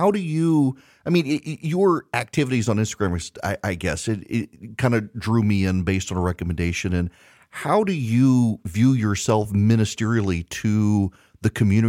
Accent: Louisiana, United States; I'm from Louisiana, and I didn't know that there were Catholics further north into Arkansas

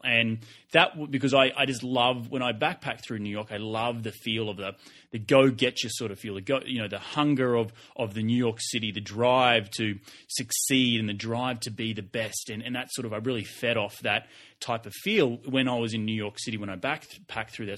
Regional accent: Australia; now in United States; I'm Australian and I'm Australian living in the U S

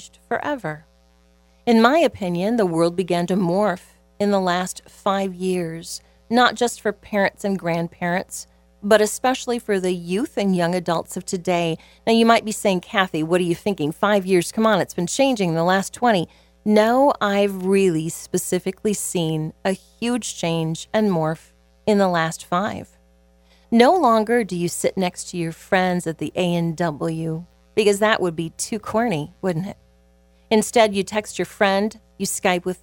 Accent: Southwest Iowa, United States; Growing up in Southwest Iowa as a little child

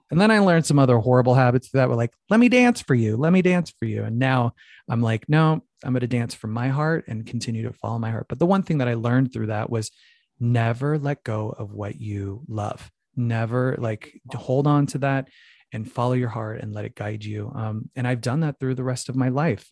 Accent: Phoenix, Arizona, United States; growing up in Phoenix, Arizona

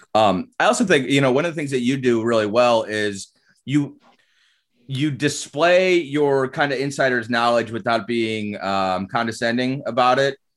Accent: Chardon, Ohio, United States; also born or lived in Cleveland Heights; I was born in Cleveland Heights. I grew up in Chardon.

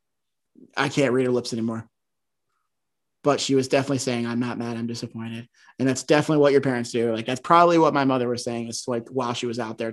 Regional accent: Northeast, United States; we're from the Northeast

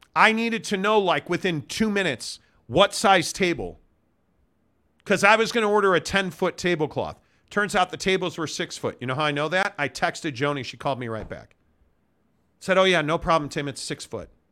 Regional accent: Chicago, Illinois, United States; moved away; I grew up in Chicago as a Catholic Notre Dame fan.

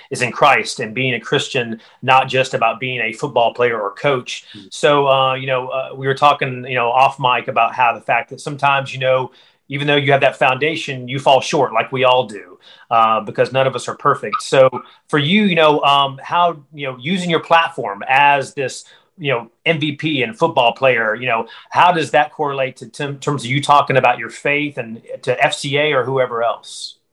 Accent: western North Carolina mountains, United States; I grew up not far from you in the uh, western North Carolina mountains, right next to Tennessee.

